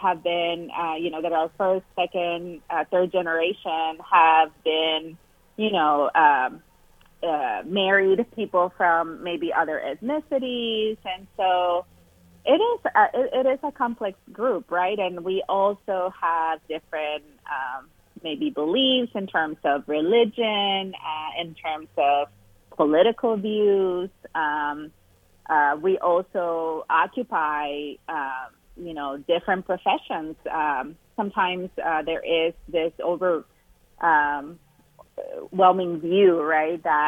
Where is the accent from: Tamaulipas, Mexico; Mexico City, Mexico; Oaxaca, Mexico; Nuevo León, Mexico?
Tamaulipas, Mexico; Matamoros; English is a second language; moved away as an adult; also born or lived in California; now in Ohio, United States; I grew up in a town called Matamoros, Tamaulipas, which is a border town right across from Brownsville, Texas. So I grew up in Mexico